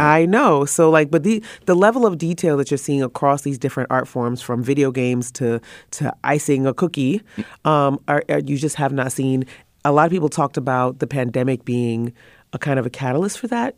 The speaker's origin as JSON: {"language": "English", "country": "Trinidad & Tobago", "said": "I'm from the Caribbean and mm. um, Trinidad to be very specific, Trinidad and Tobago"}